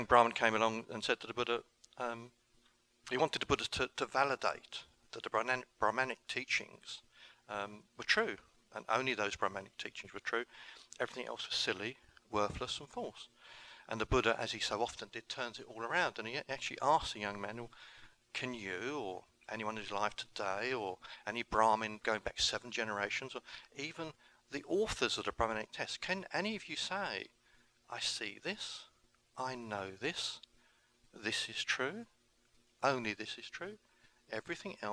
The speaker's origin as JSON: {"language": "English", "region": "England", "country": "United Kingdom", "tie": "born or raised there", "said": "I went home to England, and that was October. In November 2009, I started a recovery group in my hometown"}